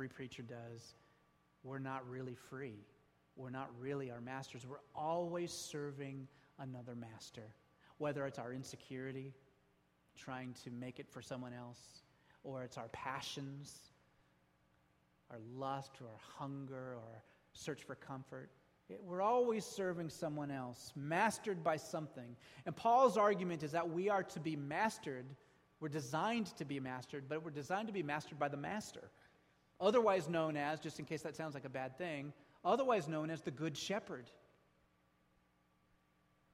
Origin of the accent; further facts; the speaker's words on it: United States; We're American.